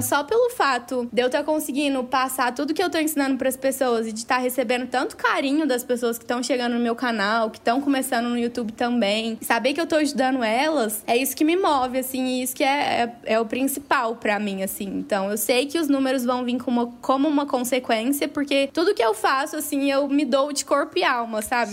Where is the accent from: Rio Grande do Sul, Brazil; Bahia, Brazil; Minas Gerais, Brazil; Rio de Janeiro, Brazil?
Minas Gerais, Brazil; interior of; moved away; eu vim de uma cidade lá do interior de Minas Gerais